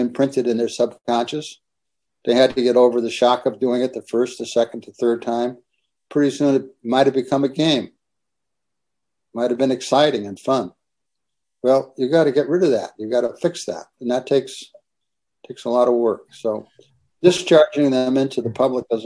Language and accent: English; Connecticut, United States; moved away; also born or lived in Santa Barbara; I was born and raised in Connecticut.